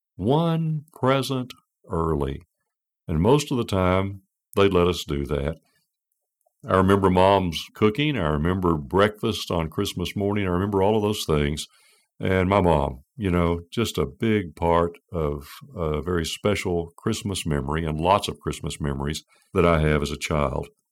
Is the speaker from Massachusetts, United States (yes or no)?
no; Amarillo, Texas, United States; moved away; also born or lived in Houston; I grew up in Amarillo, but Mom and Dad and a good many of us moved to Houston in nineteen seventy-five